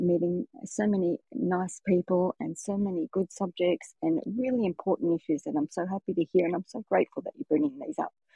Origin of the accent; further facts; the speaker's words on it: Australia; And as you can tell, I'm from Australia